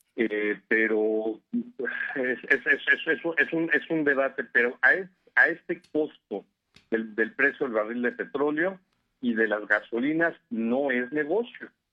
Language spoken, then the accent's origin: Spanish; Mexico